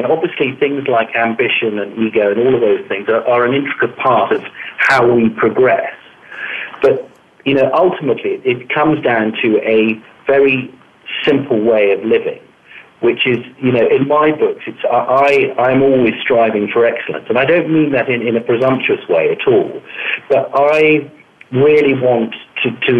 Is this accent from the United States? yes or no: no; Malta; now in London, United Kingdom; I grew up in Malta, which is a fabulous little island right in the Mediterranean Sea.